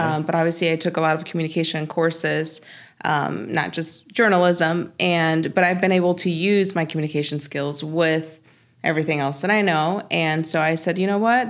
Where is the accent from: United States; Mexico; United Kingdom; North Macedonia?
Mexico; moved away; I'm from Mexico